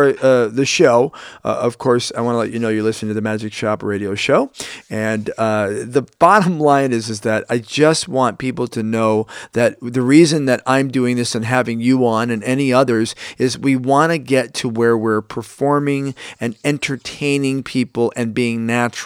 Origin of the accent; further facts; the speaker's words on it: Chicago, Illinois, United States; I'm from Chicago, Illinois, 60616 Southside